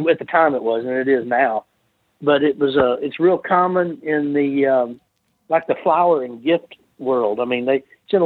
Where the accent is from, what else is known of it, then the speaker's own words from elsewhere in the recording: Olive Branch, Mississippi, United States; my hometown